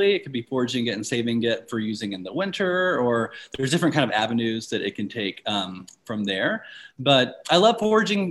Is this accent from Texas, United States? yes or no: no; Alabama, United States; I'm from Alabama. I live in Alabama right now in Greensboro, Alabama, and I'm also from a separate city in Alabama.